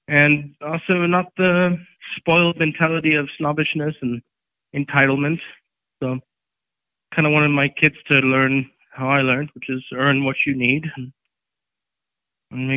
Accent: Johannesburg, Gauteng, South Africa; also born or lived in Durban, South Africa / California, United States; now in Colorado, United States; I was born and raised in Johannesburg, and then I moved over

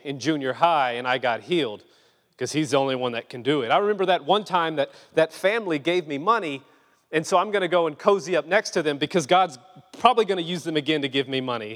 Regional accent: Louisiana, United States; moved away; I'm just a Cajun boy from Louisiana.

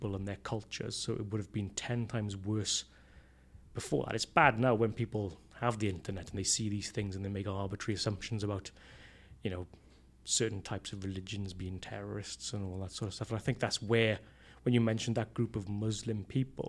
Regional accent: Port Talbot, Wales, United Kingdom; I'm from Patalbot.

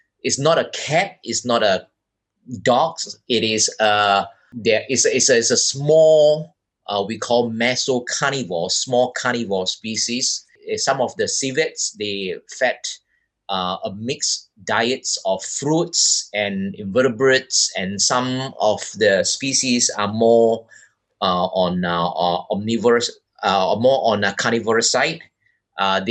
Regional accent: Bukit Mertajam, Penang, Malaysia; moved away as an adult; also born or lived in Taiwan / Missoula, Montana, United States / Sabah, Borneo; now in Borneo, Malaysia; I was born in a small town called Bukit Mertajam in the state of Penang in West Malaysia.

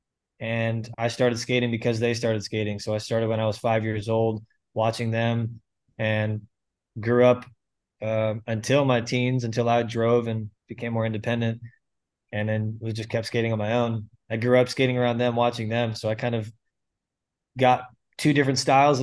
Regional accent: St. Petersburg, Florida, United States; I grew up in St. Petersburg, Florida, born and raised. I'm still here, still pastoring here

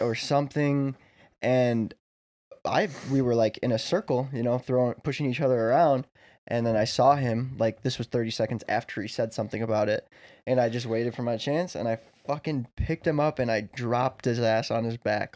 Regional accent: Chicago, Illinois, United States; we're all from Chicago land area, Chicagoland area

